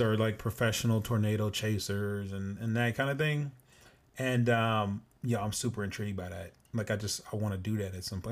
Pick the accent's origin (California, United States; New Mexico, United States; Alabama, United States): California, United States; moved away as an adult; also born or lived in Southern Illinois; I'm born and raised in Cali.